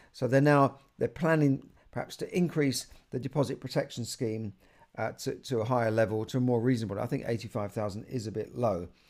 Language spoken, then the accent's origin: English; London, United Kingdom; I grew up in Camden